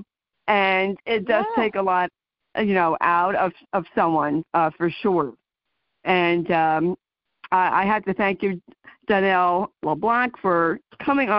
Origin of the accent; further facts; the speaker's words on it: New Jersey, United States; I'm from New Jersey